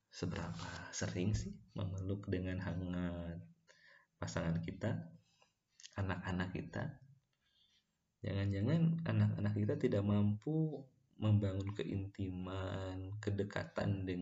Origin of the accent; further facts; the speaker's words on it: Bandung, West Java, Indonesia; also born or lived in Ciamis / Garut; dan besar di Garut dan Bandung gitu. bahkan sekarang menetap di Bandung dan bekerja di Tasikmalaya